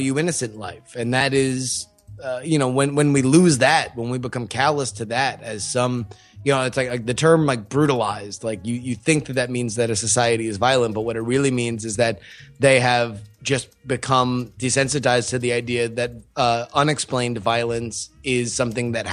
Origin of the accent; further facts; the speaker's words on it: Florida, United States; growing up in Florida